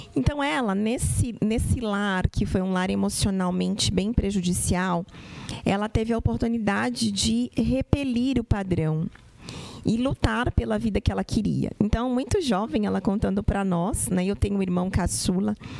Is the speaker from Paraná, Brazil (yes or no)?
no; Santos, São Paulo, Brazil; lá na cidade de Santos, eu sou santista